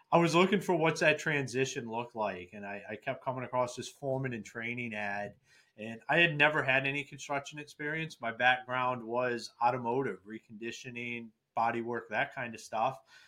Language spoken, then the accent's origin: English; Akron, Ohio, United States; moved away as an adult; now in Michigan, United States; I'm originally from Akron, Ohio.